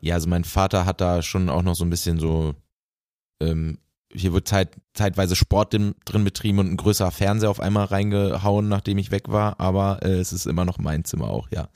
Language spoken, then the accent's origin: German; Bielefeld, North Rhine-Westphalia, Germany; moved away; in meiner Heimat nach äh, Bielefeld